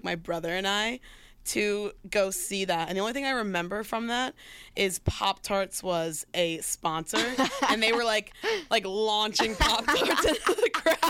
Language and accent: English; Philadelphia, Pennsylvania, United States; As a Philadelphian